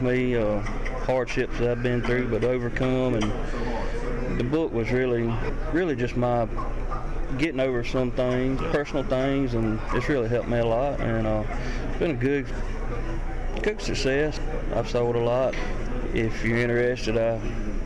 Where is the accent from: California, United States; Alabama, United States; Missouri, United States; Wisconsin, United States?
Alabama, United States; Jackson; I'm from Jackson, Alabama